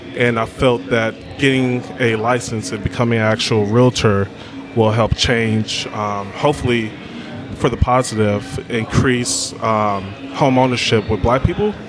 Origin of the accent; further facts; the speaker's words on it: Berkeley, California, United States; I am from Berkeley, California, born and raised.